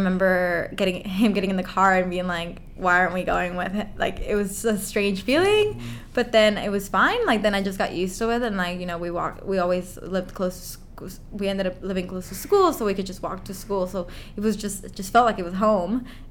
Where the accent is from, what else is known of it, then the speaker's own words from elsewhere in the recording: San Diego, California, United States; also born or lived in Tijuana, Mexico; I was born in Tijuana, Mexico, which is right across the border from San Diego.